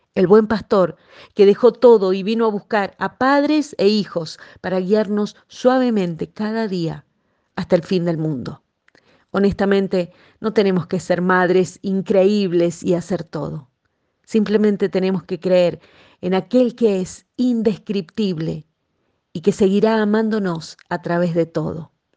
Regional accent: Argentina; Aquí en mi país, en Argentina

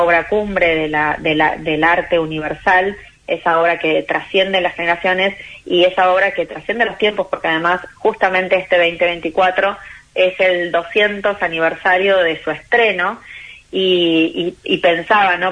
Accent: Chascomús, Buenos Aires Province, Argentina; yo soy chascomunense

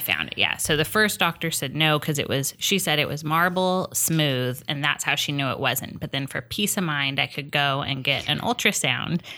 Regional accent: Huntington Beach, California, United States; also born or lived in Las Vegas; now in Long Beach, United States; I grew up in Hennington

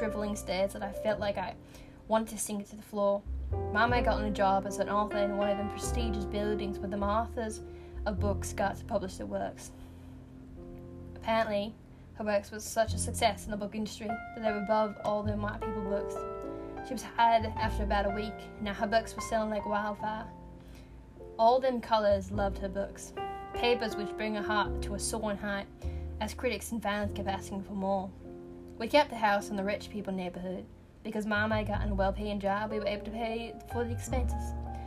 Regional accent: the North, United States; I'm from the north, and I'm white

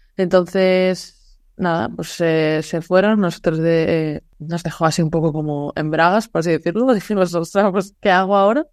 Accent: Galicia, Spain; moved away; also born or lived in Seville; yo soy gallega

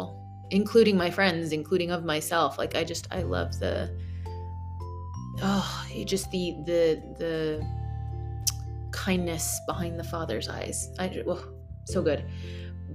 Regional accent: United States; as an American

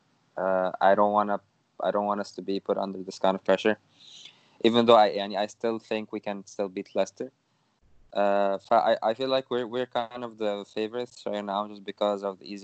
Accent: Egypt; now in Canada; I'm Egyptian, living in Canada.

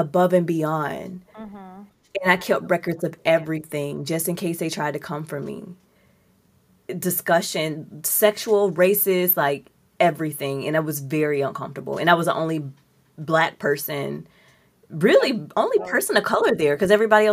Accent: Mississippi, United States; also born or lived in Georgia; now in Seattle, United States; I'm from Mississippi, right? I lived in Georgia

